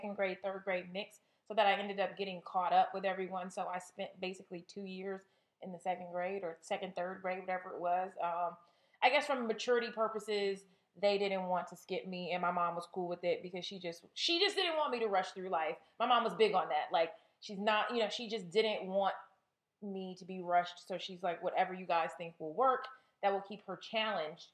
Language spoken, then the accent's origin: English; California, United States; moved away; I'm from California.